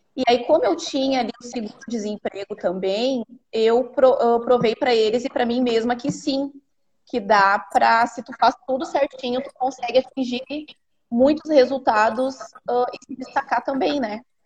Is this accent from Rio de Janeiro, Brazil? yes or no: no; Santo Antônio da Patrulha, Rio Grande do Sul, Brazil; sou do Rio Grande do Sul, uma cidade a uma hora de Porto Alegre. O nome de Santo Antônio da Patrulha.